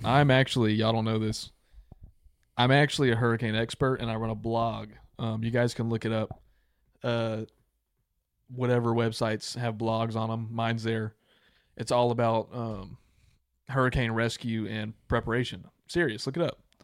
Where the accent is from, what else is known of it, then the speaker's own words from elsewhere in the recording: United States; also born or lived in Louisiana; I'm from Texas slash Louisiana